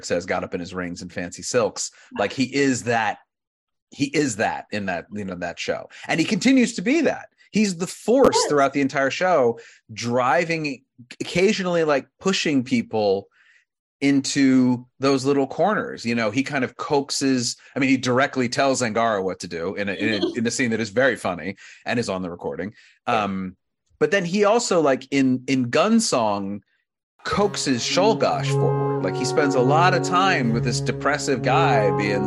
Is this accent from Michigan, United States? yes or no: no; Wilmington, Delaware, United States; I grew up in Wilmington, Delaware